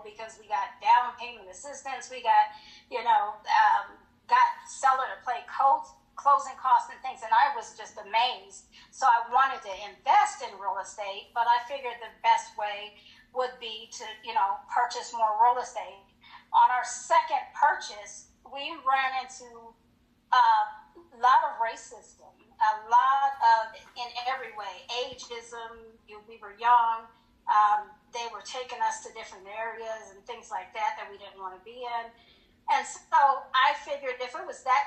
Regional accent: Colorado Springs, Colorado, United States; moved away as an adult; also born or lived in Hinesville, Georgia

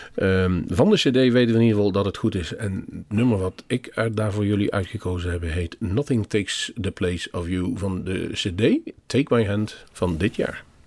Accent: Netherlands; toen wij uit Nederland kwamen

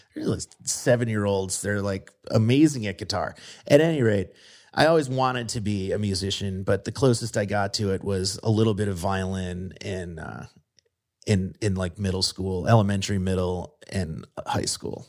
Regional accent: Midwest, United States; moved away as an adult; also born or lived in Brooklyn, New York; now in Pittsburgh, United States; I was a Midwestern kid

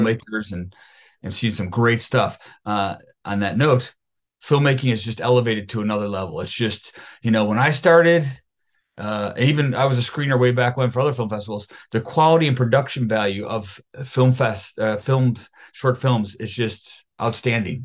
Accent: Buffalo, New York, United States; I am from Buffalo, New York, a suburb of Buffalo, New York

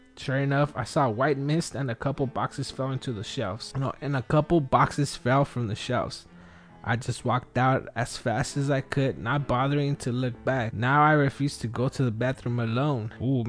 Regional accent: Wilmington, United States; now in San Diego County, United States; I grew up in Wilmington. I lived entire life there, and now I live in San Diego County for the past 13 years.

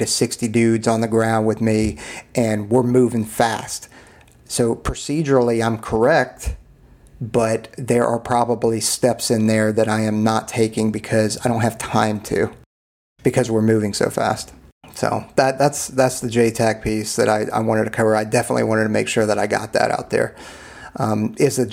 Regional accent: Southeast, United States; I grew up in the Southeast.

